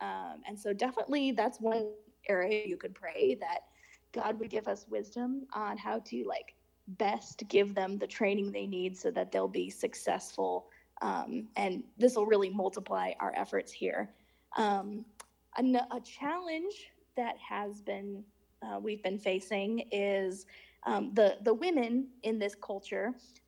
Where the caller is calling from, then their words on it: Tanzania; Oh, wow, I'm calling you from Tanzania.